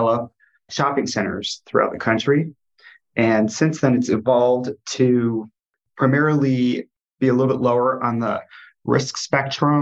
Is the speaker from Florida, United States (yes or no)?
no; New Jersey, United States; moved away as an adult; also born or lived in New York City; now in Cleveland, United States; I grew up in New Jersey